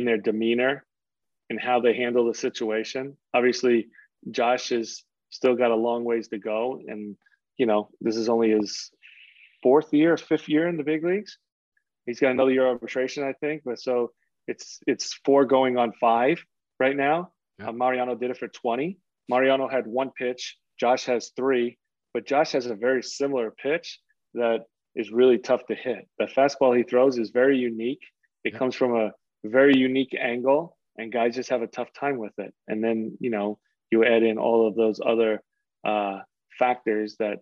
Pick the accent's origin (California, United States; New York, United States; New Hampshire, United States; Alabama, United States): New York, United States; New York City; I grew up in Queens